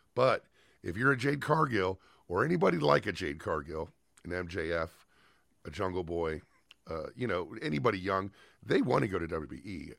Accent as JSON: {"language": "English", "region": "Southern California", "country": "United States", "tie": "born or raised there", "said": "Growing up in Southern California"}